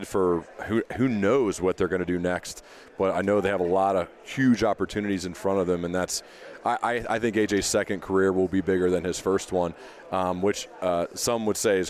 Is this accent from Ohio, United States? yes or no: yes; Centerville, Ohio, United States; we grew up in Centerville, Ohio